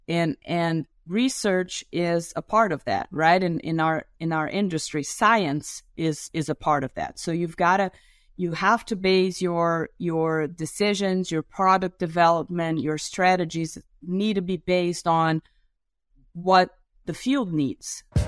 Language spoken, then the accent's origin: English; Brazil; English is a second language; I'm also a Brazilian